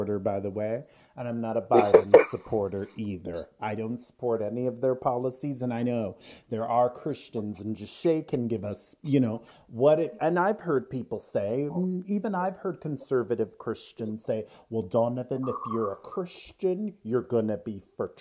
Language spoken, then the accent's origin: English; Canada; We are Canadian. You and I are both Canadian. We're in Canada